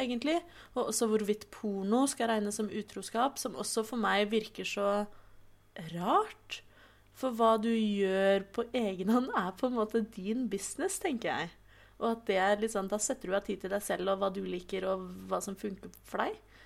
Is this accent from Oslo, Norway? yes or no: yes; Oslo, Norway; født og oppvokst i Oslo.